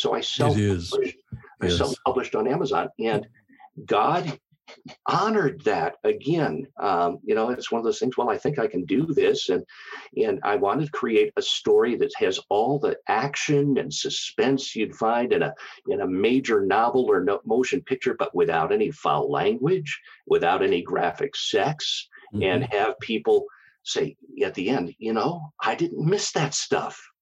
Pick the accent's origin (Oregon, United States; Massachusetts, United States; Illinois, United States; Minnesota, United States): Minnesota, United States; Minneapolis; moved away as an adult; also born or lived in Black Hills, South Dakota; I was born and raised in the Minneapolis St. Paul area